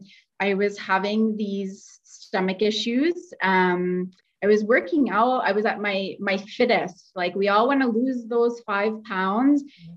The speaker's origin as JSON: {"language": "English", "town": "Calgary", "region": "Alberta", "country": "Canada", "moved": "yes", "lives_now": "Edmonton, Canada", "said": "I'm originally from Calgary, but live in Edmonton."}